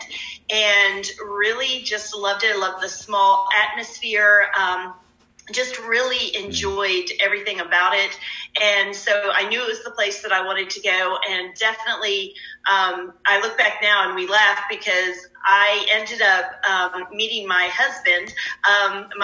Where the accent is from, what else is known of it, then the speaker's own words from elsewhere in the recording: Delaware, United States; moved away as an adult; I'm from Delaware